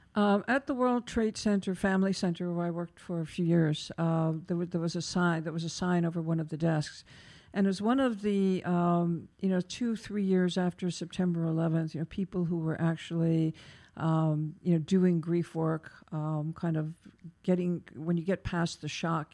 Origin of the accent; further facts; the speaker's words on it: New York, United States; as a New Yorker